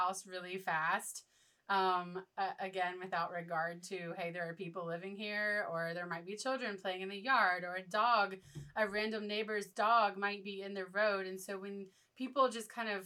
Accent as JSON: {"language": "English", "town": "Morganton", "region": "North Carolina", "country": "United States", "tie": "born or raised there", "lives_now": "Hildebran, United States", "said": "growing up in Morganton, Hildebrand was just this place that we passed through on our way to somewhere else"}